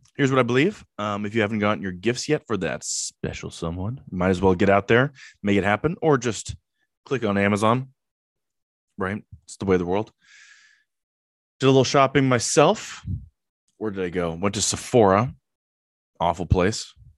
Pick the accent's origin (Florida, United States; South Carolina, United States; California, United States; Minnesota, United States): California, United States; Southern; I'm from Southern California